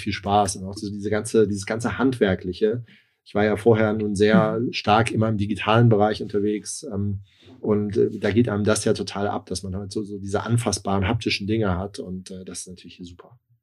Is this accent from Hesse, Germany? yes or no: yes; Darmstadt, Hesse, Germany; moved away; also born or lived in Hamburg; bin eigentlich gebürtig aus dem Rhein-Main-Gebiet, aus Darmstadt